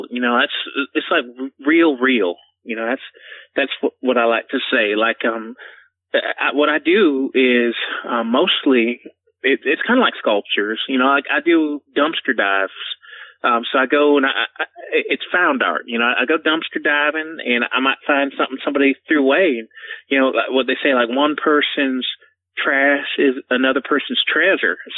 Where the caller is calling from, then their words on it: Asheville, North Carolina, United States; I'm calling from Asheville, North Carolina.